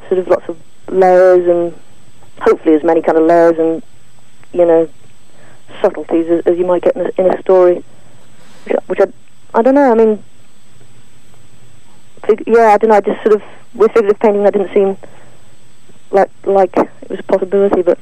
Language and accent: English; Wales, United Kingdom; I grew up in Wales